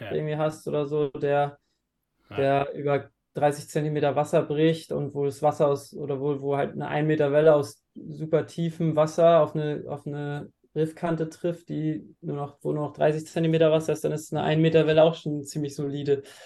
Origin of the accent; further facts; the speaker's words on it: Flensburg, Schleswig-Holstein, Germany; now in Klitmøller, Denmark; komme gebürtig aus Flensburg ähm, und wohne jetzt mittlerweile in Klittmöller in Dänemark an der Nordwestküste